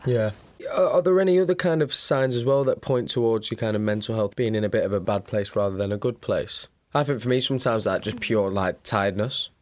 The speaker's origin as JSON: {"language": "English", "country": "United Kingdom", "said": "we are terribly British"}